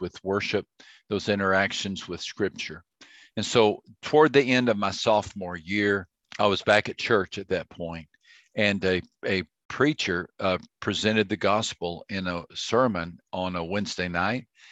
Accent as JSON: {"language": "English", "region": "Texas", "country": "United States", "tie": "born or raised there", "said": "I grew up in Texas"}